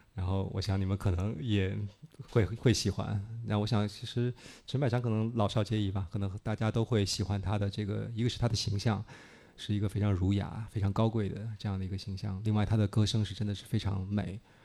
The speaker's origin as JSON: {"language": "Chinese", "region": "Beijing", "country": "China", "tie": "born or raised there", "moved": "as an adult", "lives_now": "Shanghai, China", "said": "我小时候是在北京，我到嗯。十八岁以后去的上海"}